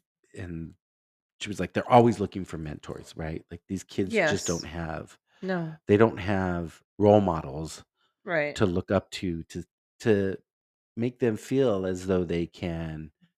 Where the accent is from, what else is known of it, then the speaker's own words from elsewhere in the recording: Los Angeles, California, United States; I'm not typically a Rangers fan because I grew up in Los Angeles and, you know, LA was my team